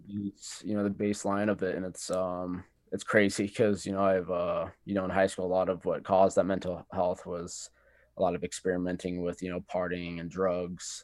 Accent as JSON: {"language": "English", "town": "Cheyenne", "region": "Wyoming", "country": "United States", "said": "I'm from Cheyenne, Wyoming"}